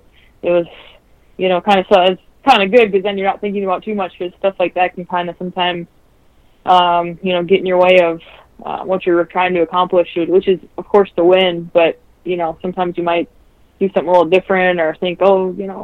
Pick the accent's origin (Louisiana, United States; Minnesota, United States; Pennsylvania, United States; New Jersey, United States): Minnesota, United States; moved away as an adult; also born or lived in Connecticut; when I left Minnesota, when Connecticut drafted me